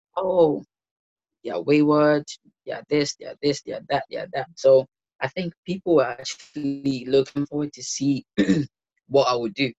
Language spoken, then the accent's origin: English; Ghana; moved away as an adult; also born or lived in London; now in Leicester, United Kingdom; So I grew up in Ghana for 18 years